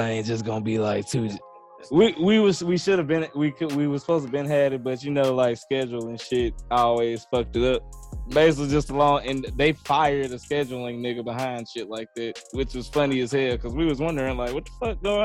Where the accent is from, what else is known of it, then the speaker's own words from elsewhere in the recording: Louisiana, United States; I'm from Louisiana